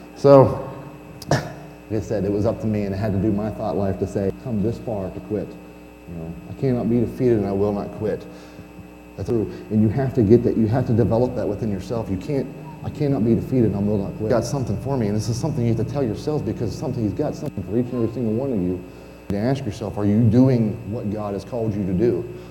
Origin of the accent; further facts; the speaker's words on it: Pennsylvania, United States; moved away; I'm originally from Pennsylvania